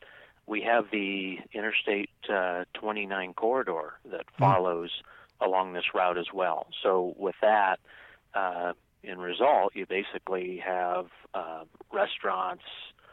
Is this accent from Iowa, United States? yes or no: yes; Iowa, United States; living and growing up in Iowa